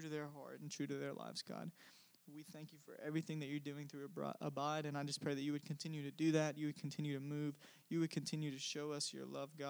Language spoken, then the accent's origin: English; Cordele, Georgia, United States; moved away; I am from Cordial, Georgia, which is a small town in the South